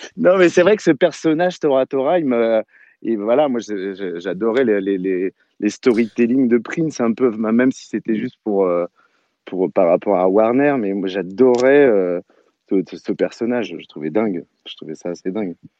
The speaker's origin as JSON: {"language": "French", "town": "Saint-Brieuc", "region": "Brittany", "country": "France", "said": "je vais chez mon disquaire en Bretagne, parce que je suis breton, à Saint-Brieuc"}